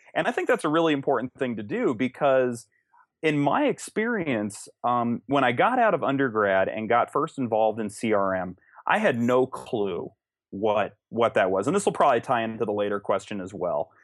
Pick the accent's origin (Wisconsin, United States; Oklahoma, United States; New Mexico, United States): New Mexico, United States; Los Alamos; I was born and raised in Los Alamos